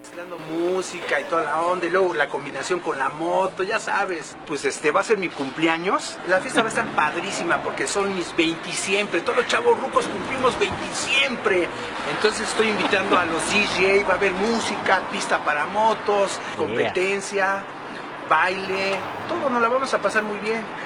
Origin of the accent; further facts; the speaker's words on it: Mexico; soy más mexicano que los nopales